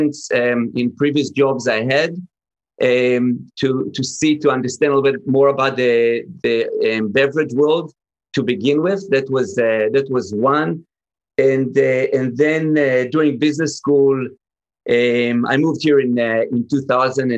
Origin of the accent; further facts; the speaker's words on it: Israel; I grew up in Israel